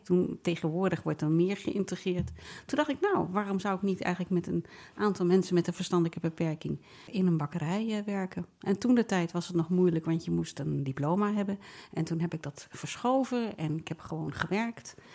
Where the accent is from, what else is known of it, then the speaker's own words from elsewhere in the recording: The Hague, South Holland, Netherlands; ik ben geboren en getogen in Nederland